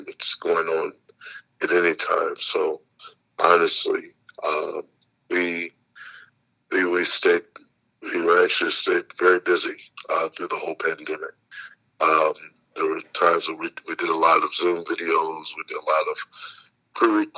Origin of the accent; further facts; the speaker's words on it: Indianapolis, Indiana, United States; I'm from Indianapolis, Indiana. Born and raised there. I've been there all my life